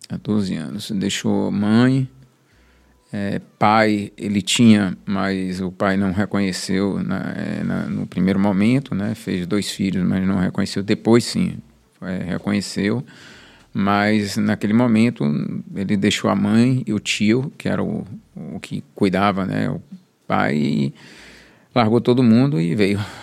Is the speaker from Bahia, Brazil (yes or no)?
yes; Salvador, Bahia, Brazil; Nasci na Roma Negra, no Hospital Espanhol